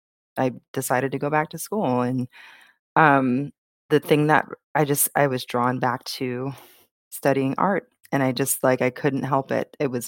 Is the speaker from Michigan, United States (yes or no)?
yes; Michigan, United States; now in Seattle, United States; I was born here in Seattle, but I was raised in Michigan in the 90s.